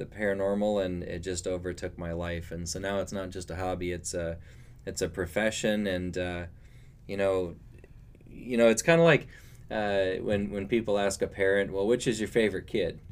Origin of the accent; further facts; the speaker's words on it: Omaha, Nebraska, United States; I grew up in North Omaha